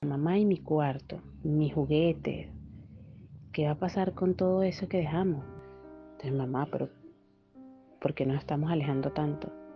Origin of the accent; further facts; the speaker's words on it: Venezuela; moved away as an adult; also born or lived in Ibarra, Ecuador; now in Peru; Salí de Venezuela un 2 de septiembre después del cumpleaños de mi hija